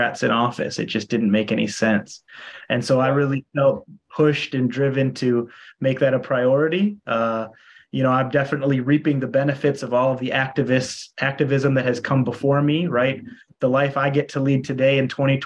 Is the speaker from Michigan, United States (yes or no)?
no; Minnesota, United States; moved away as an adult; also born or lived in Iowa; now in Hawaii, United States; I'm from Minnesota originally. And then went to school in Iowa